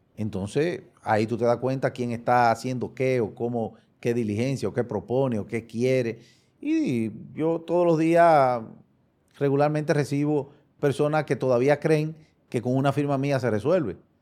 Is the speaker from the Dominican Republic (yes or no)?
yes; Dominican Republic; Somos dominicanos todos.